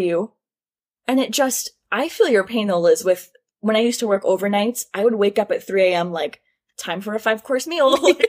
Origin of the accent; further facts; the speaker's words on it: New York, United States; I'm from New York.